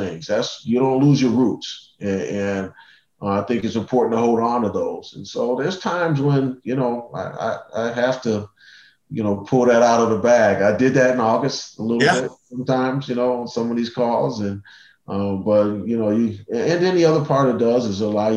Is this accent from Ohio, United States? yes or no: yes; Cleveland, Ohio, United States; I grew up in Cleveland